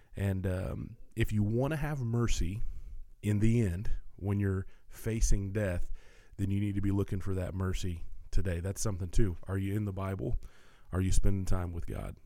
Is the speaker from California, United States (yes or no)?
no; Tennessee, United States; I'm a Tennessean. I'm recording this from Nashville, Tennessee